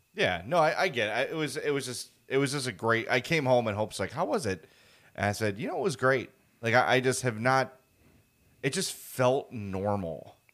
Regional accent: Chicago, Illinois, United States; born and raised on the South Side

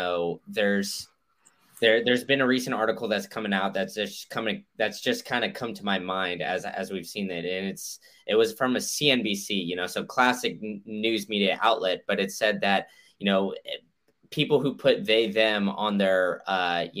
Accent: Austin, Texas, United States; now in Florida, United States; I grew up in Austin

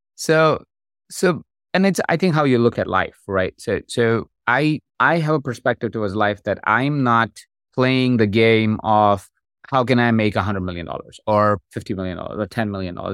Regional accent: India; moved away; I grew up in India. That's where I, I'm from.

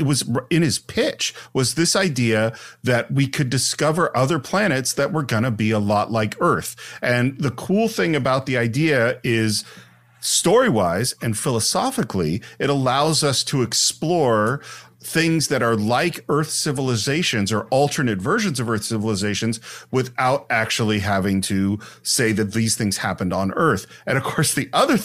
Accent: San Francisco, California, United States; I grew up in San Francisco

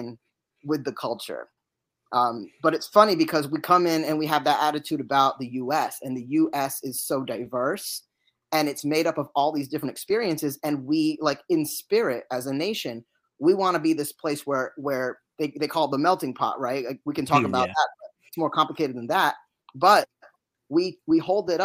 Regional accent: United States; also born or lived in United Kingdom; had to be naturalized as a citizen, but, you know, I was just a little baby. So I'm American through and through

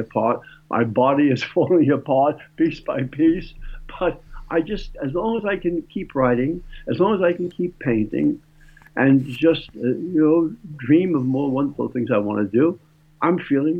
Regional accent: New York City, New York, United States; my young life growing up in the Bronx

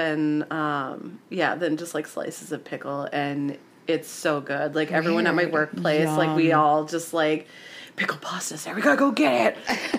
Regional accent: Minnesota, United States; that we're Minnesotan.

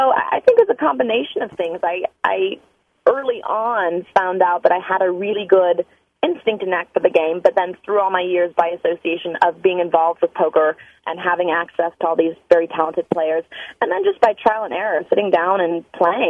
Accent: Los Angeles, California, United States; I was born and raised in the Los Angeles area

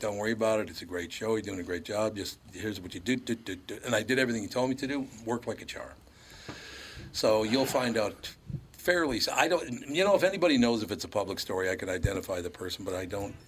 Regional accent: Minneapolis, Minnesota, United States; when I was growing up in North Minneapolis

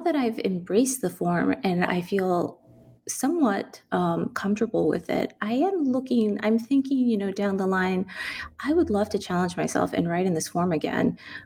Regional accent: San Antonio, Texas, United States; moved away; Growing up in San Antonio

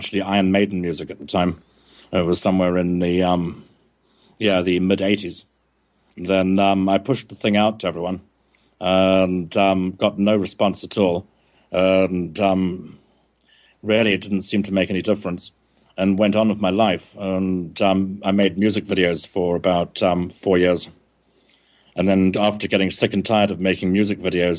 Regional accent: South Africa; now in Montségur, France; I was growing up in South Africa

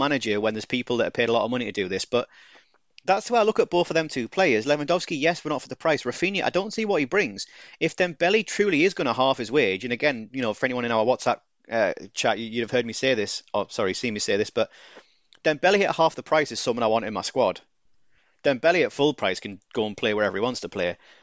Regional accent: United Kingdom; I'm too British.

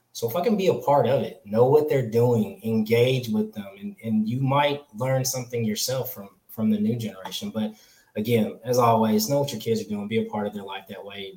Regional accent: California, United States; now in the South, United States; I'm from California. I was born in California, lived there

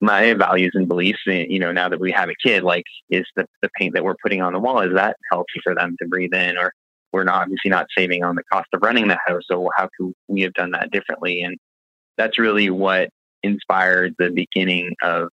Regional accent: Fredericton, New Brunswick, Canada; I'm from Fredericton, New Brunswick originally. It's also where our company is headquartered. So I was born and raised here

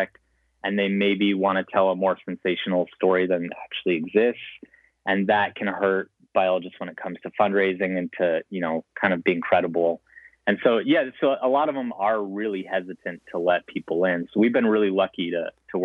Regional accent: Montana, United States; I grew up in Montana

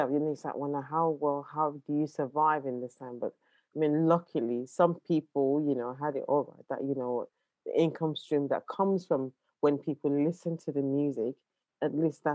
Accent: Nigeria; moved away; also born or lived in London; I was born in London, but I spent my childhood in Nigeria as well.

